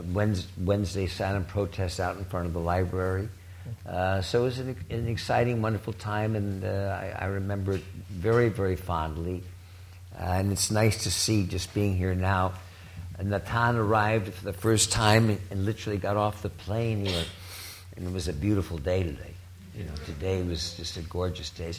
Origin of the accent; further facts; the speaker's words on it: East Coast, United States; moved away as an adult; I grew up on the East Coast